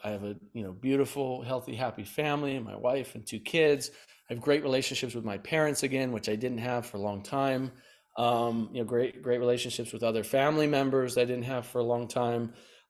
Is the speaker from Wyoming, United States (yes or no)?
no; Bozeman, Montana, United States; moved away as an adult; now in San Diego, United States; And at 18, I moved from Bozeman, Montana, and drove to San Diego, California, Oceanside, ran out of gas there, and basically started my life over.